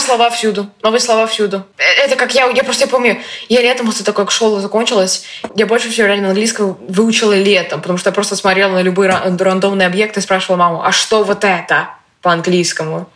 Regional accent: Russia; moved away; я из России

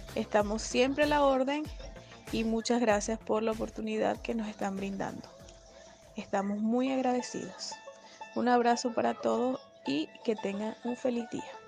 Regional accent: Venezuela; now in Chile; nosotros somos de origen venezolano

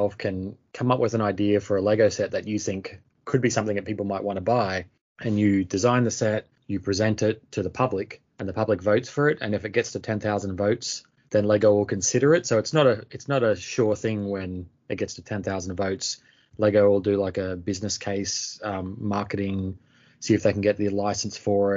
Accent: Lockyer Valley, Queensland, Australia; also born or lived in Brisbane; I grew up in a small town west of Brisbane in Queensland, Australia, probably about an hour west of Brisbane

